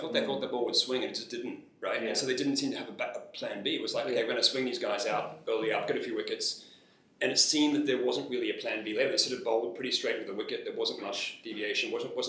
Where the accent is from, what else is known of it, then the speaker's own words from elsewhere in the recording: Australia; as an Australian